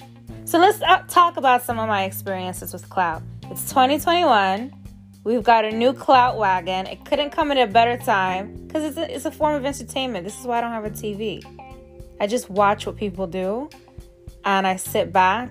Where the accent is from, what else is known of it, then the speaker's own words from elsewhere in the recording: New York City, New York, United States; also born or lived in Atlanta, Georgia; I'm a New Yorker